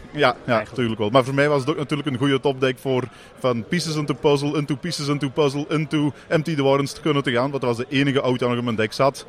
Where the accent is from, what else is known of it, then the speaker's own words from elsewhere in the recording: Mol, Flanders, Belgium; wij komen uit België, uit de provincie Antwerpen, Mol